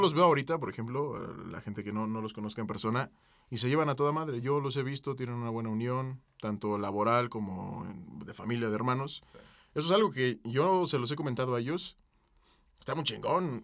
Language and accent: Spanish; Mexico City, Mexico; Yo nací aquí en el Parque de los Venados